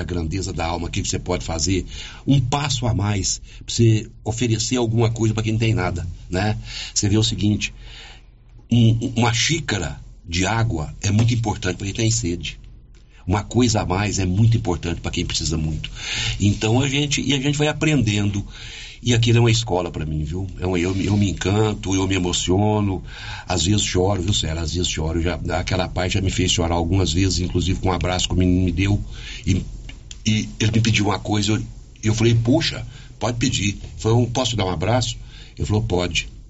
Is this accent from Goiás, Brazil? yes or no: yes; Silvânia, Goiás, Brazil; moved away; Silvana, que é a minha cidade natal, é a cidade que eu amo, que eu escolhi para viver